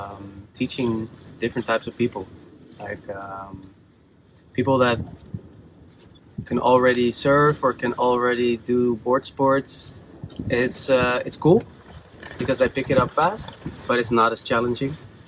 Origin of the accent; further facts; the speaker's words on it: Amsterdam, North Holland, Netherlands; Amsterdam, Netherlands.